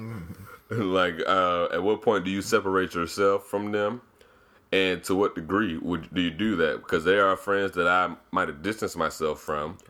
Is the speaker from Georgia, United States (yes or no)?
yes; Decatur, Georgia, United States; I grew up in Decatur.